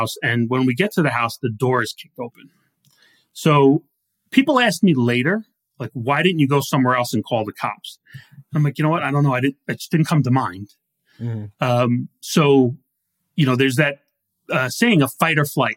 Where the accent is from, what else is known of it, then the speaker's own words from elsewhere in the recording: New Rochelle, New York, United States; moved away; I grew up on the South End